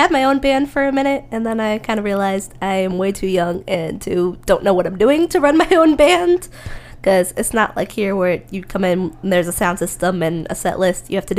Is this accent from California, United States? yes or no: no; Cincinnati, Ohio, United States; moved away as an adult; now in Nashville, United States; I'm from Cincinnati, Ohio.